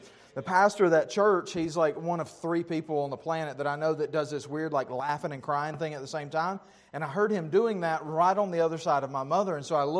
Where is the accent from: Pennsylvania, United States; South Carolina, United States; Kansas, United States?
South Carolina, United States; Pickens; my hometown of Pickens, South Carolina